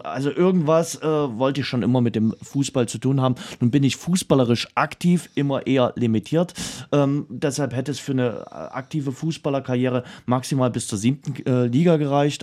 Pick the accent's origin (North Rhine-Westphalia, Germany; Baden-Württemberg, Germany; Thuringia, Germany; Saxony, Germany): Saxony, Germany; Dresden; Was man bei mir immer so schön raushört, ist, äh, dass man weiß, wo ich herkomme. Und das ist Dresden, die Stadt, die ich liebe